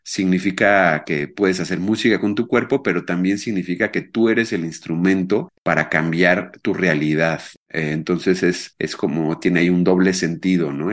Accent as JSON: {"language": "Spanish", "region": "Mexico City", "country": "Mexico", "tie": "born or raised there", "moved": "yes", "lives_now": "Querétaro, Mexico", "said": "yo actualmente vivo en Querétaro, aunque nací en la Ciudad de México"}